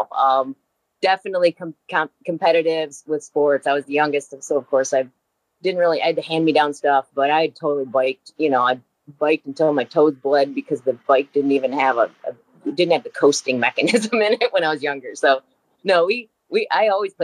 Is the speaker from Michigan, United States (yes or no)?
yes; Midland, Michigan, United States; I'm from Midland, Michigan, so it's kind of a small town